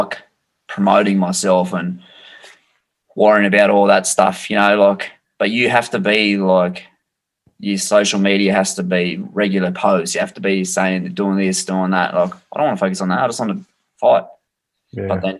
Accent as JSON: {"language": "English", "country": "Australia", "tie": "born or raised there", "said": "the Australian title fight in my hometown"}